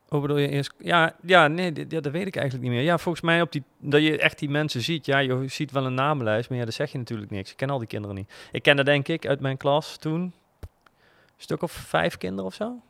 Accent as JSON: {"language": "Dutch", "town": "Groesbeek", "region": "Gelderland", "country": "Netherlands", "tie": "born or raised there", "said": "ik ben opgegroeid in Groesbeek en dan moest ik naar Nijmegen naar school."}